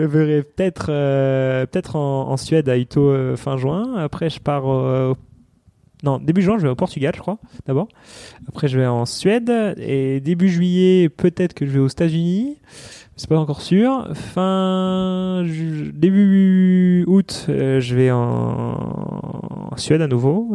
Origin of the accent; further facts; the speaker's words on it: New Caledonia; moved away; je suis calédonien, donc euh, je rentre en Calédonie pour ça